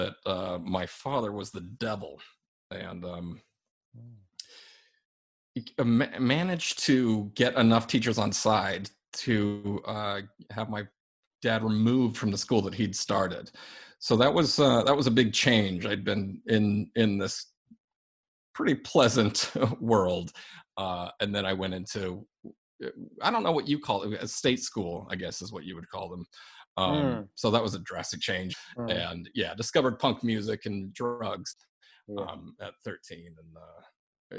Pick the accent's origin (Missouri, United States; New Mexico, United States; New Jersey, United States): New Mexico, United States; Albuquerque; growing up in Albuquerque